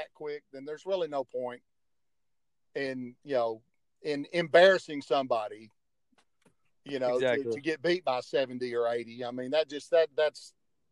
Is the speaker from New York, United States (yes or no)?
no; Euless, Texas, United States; growing up in Euless, where I grew up